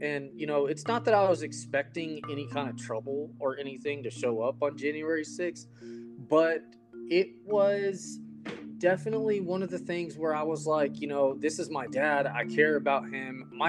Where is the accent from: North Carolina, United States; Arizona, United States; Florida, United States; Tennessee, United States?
Arizona, United States; Phoenix; because we came from Phoenix, Arizona, to where it is freezing cold.